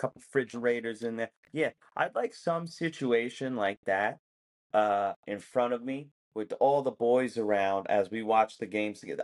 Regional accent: United States; I am American.

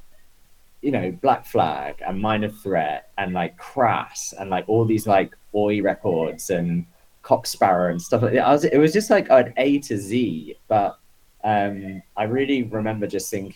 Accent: Isle of Wight, South East England, United Kingdom; moved away as an adult; also born or lived in London; now in New York, United States; I was on the Isle of Wight, and you know, I'd like started to go to shows, I guess, when I was like 13

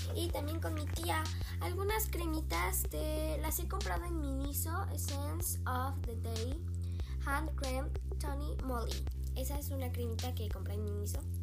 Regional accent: Mexico; Soy mexicana. Sí, soy mexicana

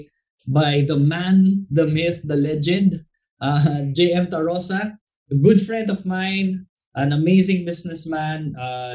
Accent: Iloilo City, Western Visayas, Philippines; moved away; I'm from Iloilo.

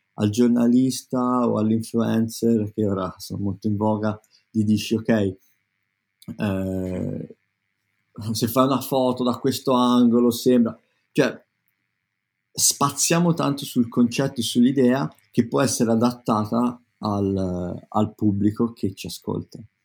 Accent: Tuscany, Italy; now in London, United Kingdom; io sono toscano

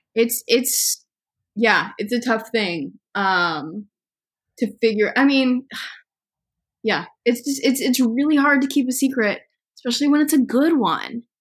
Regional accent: Ohio, United States; I'm from Ohio. It's like I grew up in the suburbs

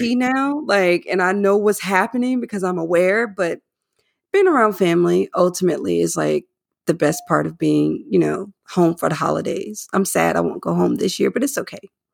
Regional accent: North Carolina, United States; moved away; I'm from North Carolina as well

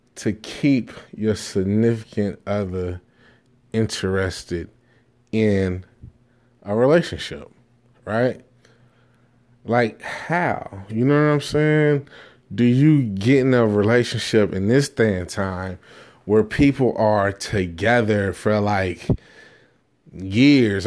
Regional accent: Jamaica; me being Jamaican

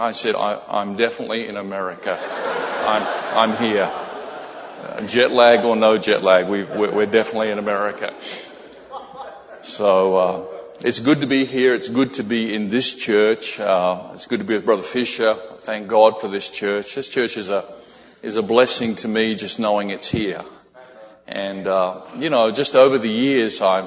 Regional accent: Australia; also born or lived in Brisbane, Australia; some folks from our church in Brisbane, Australia

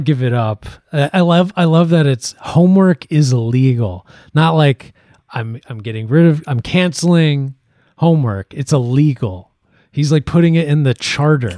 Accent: Ireland; I'm Irish

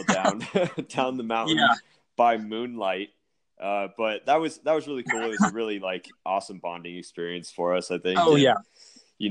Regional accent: Denver, Colorado, United States; also born or lived in Aspen, Colorado; I grew up here in Denver

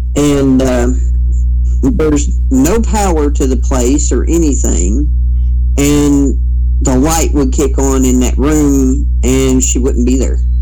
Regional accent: Kentucky, United States; also born or lived in Mingo County, West Virginia; now in West Virginia, United States; my hometown, which is over in Kentucky

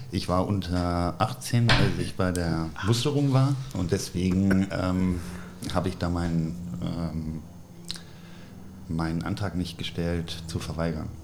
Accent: Wiesbaden, Hesse, Germany; moved away as an adult; also born or lived in Freiburg / United States / Bonn / Cologne; ich bin groß geworden äh, tatsächlich in Wiesbaden

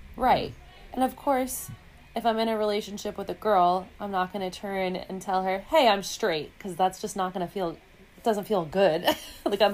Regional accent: New York City, New York, United States; I, am born and raised in the Big Apple, downtown Manhattan

